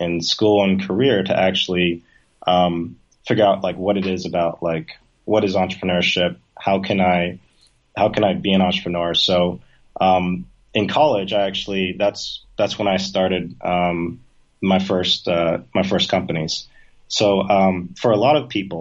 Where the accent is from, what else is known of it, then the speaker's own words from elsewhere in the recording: Maine, United States; moved away as an adult; also born or lived in New York; now in Ho Chi Minh City, Vietnam; I grew up in like a small town in Maine